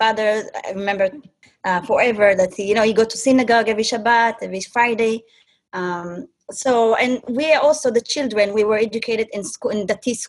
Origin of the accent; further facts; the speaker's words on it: Safed, Northern District, Israel; first language Hebrew; English is a second language; moved away as an adult; also born or lived in Gondar, Ethiopia; now in Canada; then I grew up in Israel. I spent my most life there until the age of 23. So basically, I went to school there. I served in the army. I worked for a little bit.